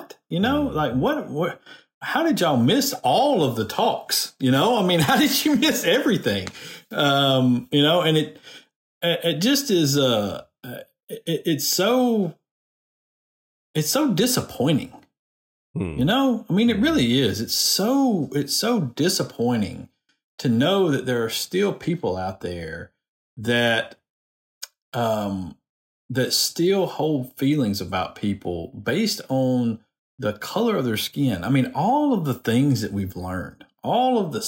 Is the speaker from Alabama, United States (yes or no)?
yes; Decatur, Alabama, United States; I come from Decatur